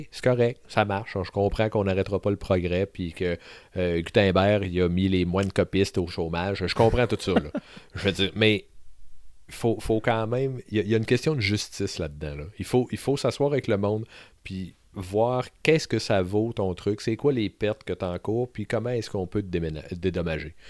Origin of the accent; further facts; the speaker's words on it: Sainte-Marie, Quebec, Canada; je suis un gars qui a grandi à Sainte-Marie-de-Beauce.